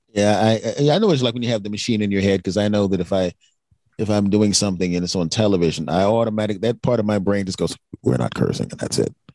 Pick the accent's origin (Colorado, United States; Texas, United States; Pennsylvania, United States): Pennsylvania, United States; Philadelphia; a person born and raised in Philadelphia